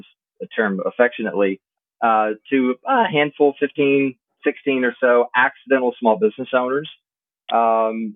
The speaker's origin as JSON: {"language": "English", "region": "Southwest Mississippi", "country": "United States", "tie": "born or raised there", "said": "I grew up small town in Southwest Mississippi"}